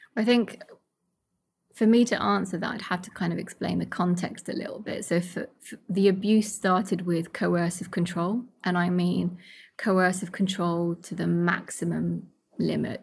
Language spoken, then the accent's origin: English; United Kingdom; also born or lived in Kurdistan; home's also here because this is where I've grown up